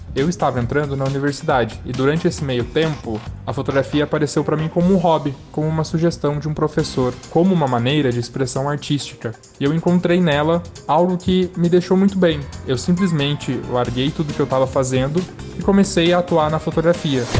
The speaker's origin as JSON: {"language": "Portuguese", "town": "Piracicaba", "region": "São Paulo", "country": "Brazil", "said": "Eu sou de Piracicaba"}